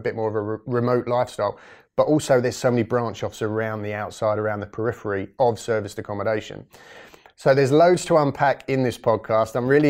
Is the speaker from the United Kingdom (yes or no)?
yes; England, United Kingdom; Unfortunately, I'm completely English, but I do like to spend a lot of time overseas in the sun